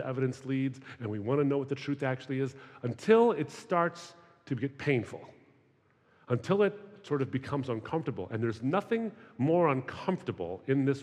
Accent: Michigan, United States; I grew up in Michigan, which is a very heavy Muslim population in that area

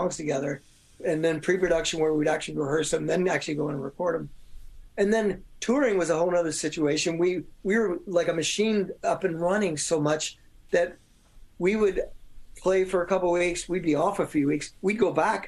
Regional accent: Louisville, Kentucky, United States; I'm from Louisville, Kentucky, and used to talk like this.

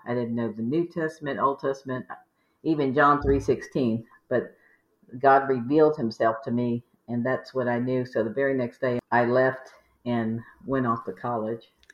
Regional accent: Maryland, Virginia, East Coast, United States; now in Houston, United States; We grew up in the East Coast, Maryland, Virginia

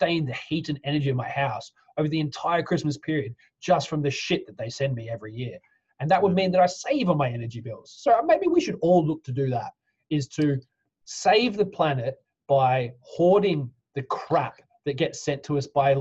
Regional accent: Australia; now in United Kingdom; I'm Australian. I'm an Australian citizen

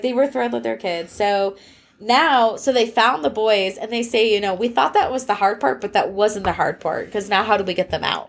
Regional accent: United States; as an American

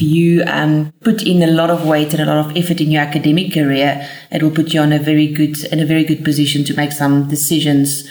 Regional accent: Bloemfontein, Free State, South Africa; also born or lived in United States; So I was born in Bloemfontein, and apart from a short period where we lived in the United States, where my father participated in some studies, we lived in Bloemfontein all our life

